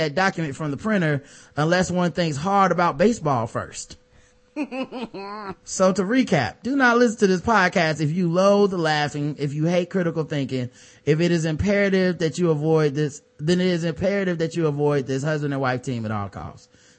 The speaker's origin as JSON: {"language": "English", "region": "the South", "country": "United States", "lives_now": "Maryland, United States", "said": "As a Southerner living in Maryland, it feels refreshing to hear Karen's quote-unquote accent"}